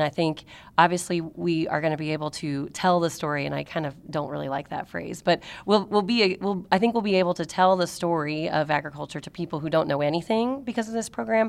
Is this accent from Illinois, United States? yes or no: yes; Marion, Illinois, United States; I was raised in Marion